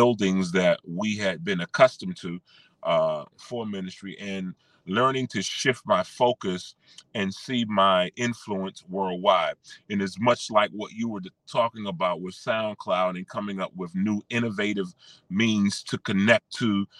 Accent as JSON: {"language": "English", "town": "Washington", "region": "District of Columbia", "country": "United States", "tie": "born or raised there", "moved": "as an adult", "lives_now": "Charlotte, United States", "said": "Born and raised in Washington, D.C. We call it affectionately the DMV."}